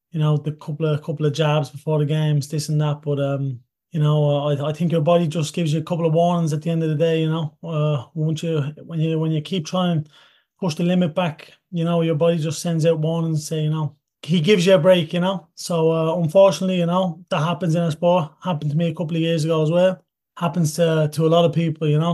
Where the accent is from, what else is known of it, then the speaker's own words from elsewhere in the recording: Toulouse, Occitania, France; also born or lived in Ireland; I grew up in Toulouse.